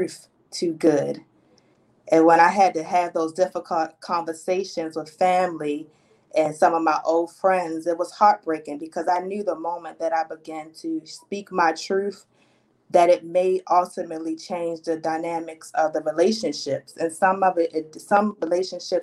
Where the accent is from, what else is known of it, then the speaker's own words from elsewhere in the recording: Baltimore, Maryland, United States; I am born and raised in Baltimore, Maryland